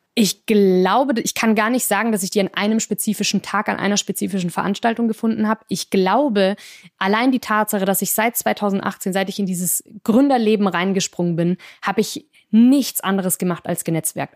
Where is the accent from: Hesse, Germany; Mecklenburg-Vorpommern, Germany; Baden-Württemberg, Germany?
Baden-Württemberg, Germany; Singen; moved away as an adult; also born or lived in France; in der Nähe meiner Heimatstadt Singen